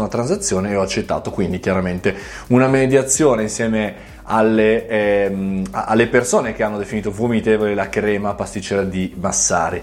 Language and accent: Italian; Italy